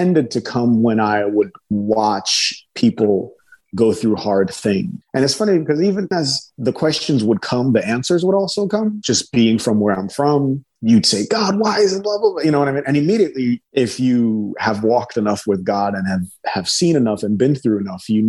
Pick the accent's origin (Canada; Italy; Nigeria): Nigeria; I'm from Nigeria